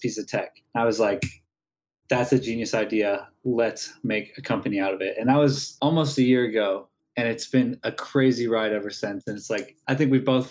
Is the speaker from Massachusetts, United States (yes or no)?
no; Kansas City, Missouri, United States; moved away as an adult; now in Los Angeles, United States; I'm from Kansas City, Missouri